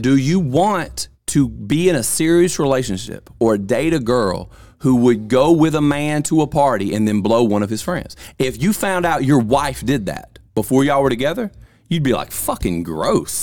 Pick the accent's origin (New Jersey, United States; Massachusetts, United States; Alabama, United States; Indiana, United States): Alabama, United States; Vernon; I'm from Lamar County, which I'm from Vernon, and I moved here